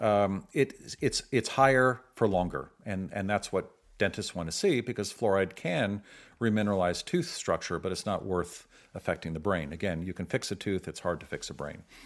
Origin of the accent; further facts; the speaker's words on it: San Francisco, California, United States; I grew up in San Francisco